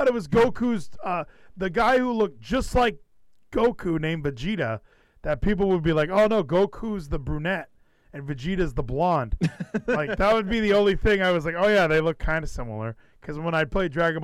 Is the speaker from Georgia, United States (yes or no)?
no; California, United States; moved away as an adult; now in Texas, United States; I'm from California